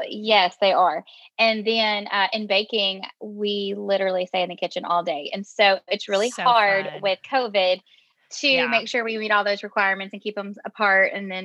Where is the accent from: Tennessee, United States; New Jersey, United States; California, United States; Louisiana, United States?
Louisiana, United States; wrote the introduction and the conclusion of the book all in the aftermath of Hurricane Laura that hit my hometown.